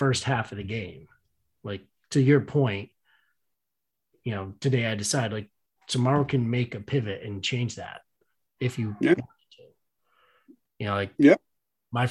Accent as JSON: {"language": "English", "region": "Northeast", "country": "United States", "said": "we're from the Northeast"}